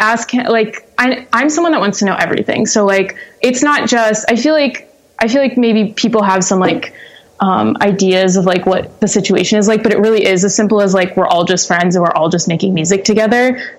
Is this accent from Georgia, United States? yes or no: no; Chalfont, Pennsylvania, United States; also born or lived in Doylestown; So I was born and raised in, Doylestown, well, specifically Chalfont, which is just up the road, about 5 minutes, but, for all intents and purposes, Doylestown.